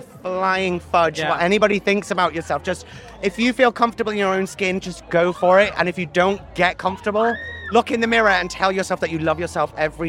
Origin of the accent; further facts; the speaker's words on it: Chester, North West England, United Kingdom; my hometown like Chester, where I've been born and raised.